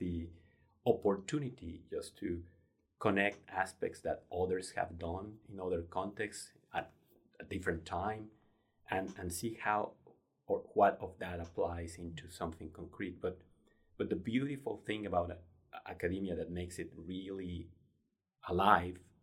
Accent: Mexico; moved away as an adult; also born or lived in Denver, United States; now in Arkansas, United States; I grew up in Mexico. I came to the U.S. back in 1996 to pursue my graduate studies

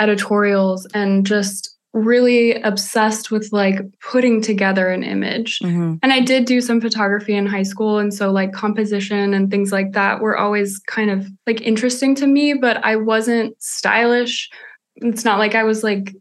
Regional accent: Colorado, United States; also born or lived in California; now in Los Angeles, United States; So I grew up in Colorado, even though I was born in California

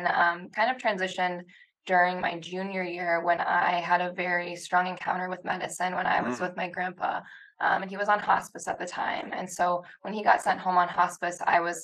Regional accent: Rapid City, South Dakota, United States; moved away as an adult; also born or lived in Sioux Falls, South Dakota; now in Wausau, United States; I'm from South Dakota originally, to kind of give you background. Rapid City

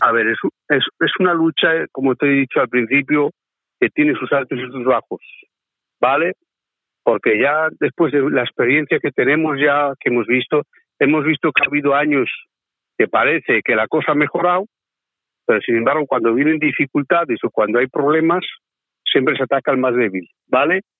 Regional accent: Basque Country, Spain; que también somos gitanos y somos vascos

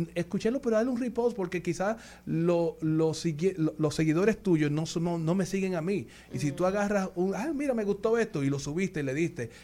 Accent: Dominican Republic; somos dominicanos

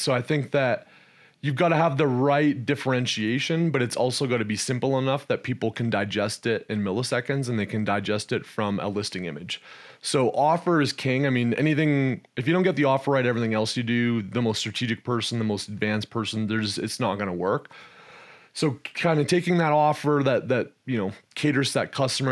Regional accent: Canada; moved away as an adult; also born or lived in Texas, United States; I was born and raised in Canada, spent some time in the energy space there. Then I moved down to Texas, where I spent north of a decade in Texas

